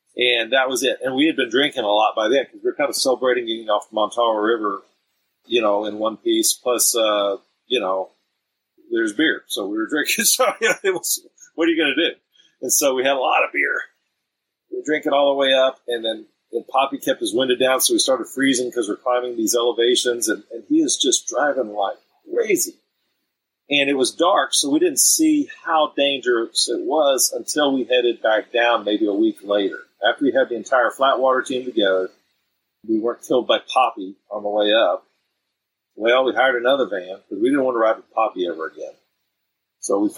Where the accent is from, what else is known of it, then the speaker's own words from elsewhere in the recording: Texas, United States; We all speak some Spanish because we're all from Texas